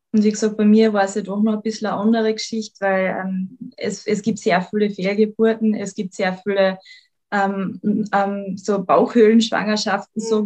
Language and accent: German; Carinthia, Austria; ich bin gebürtige Lochentalerin, bin der Liebe wegen nach Klagenfurt gezogen, bin jetzt seit mittlerweile fünf Jahren in Klagenfurt